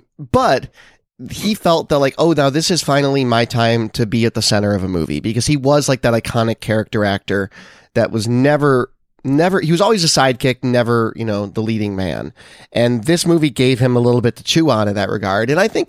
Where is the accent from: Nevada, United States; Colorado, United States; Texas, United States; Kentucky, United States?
Nevada, United States; I think part of it is that I grew up in Nevada, which is not in this movie. But like I have this connection to deserty spaces.